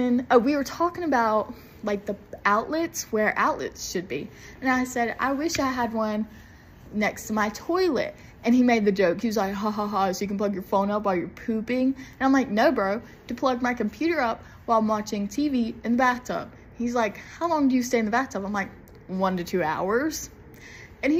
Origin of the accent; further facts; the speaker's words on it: the South, United States; I'm from the South and I cannot pronounce it right